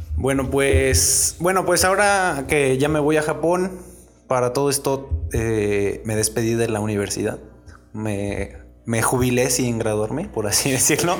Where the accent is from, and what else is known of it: Mexico